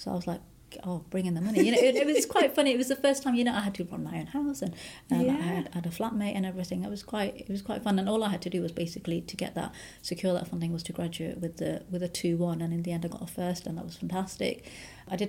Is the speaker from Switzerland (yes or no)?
no; Edinburgh, Scotland, United Kingdom; also born or lived in Huddersfield, Yorkshire; now in Newcastle, United Kingdom; I was born in Huddersfield in Yorkshire, and I was about 2 or 3 when my dad bought a business in Scotland, and then we moved to Edinburgh. So we grew up in Edinburgh